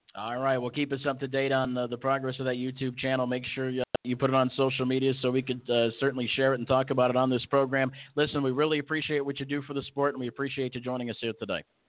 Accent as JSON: {"language": "English", "town": "Gary", "region": "Indiana", "country": "United States", "moved": "yes", "said": "I'm from Gary, Indiana, which a lot of people consider Chicago, Illinois"}